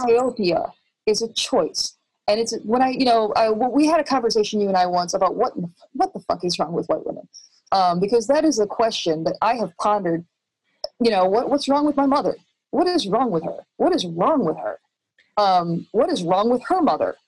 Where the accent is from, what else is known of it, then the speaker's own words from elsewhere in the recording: Chicago, Illinois, United States; now in Austin, United States; I'm from Chicago.